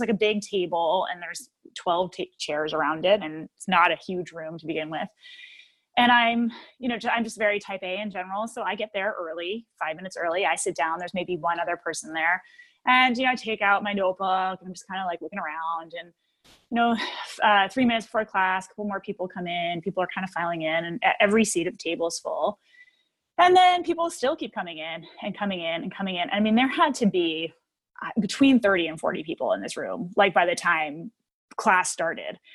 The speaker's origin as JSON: {"language": "English", "region": "northern New Jersey", "country": "United States", "tie": "born or raised there", "said": "I grew up in New Jersey, uh, northern New Jersey."}